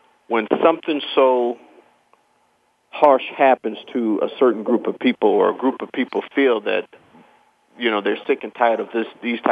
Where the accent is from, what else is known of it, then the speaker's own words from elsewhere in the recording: United States; I'm an American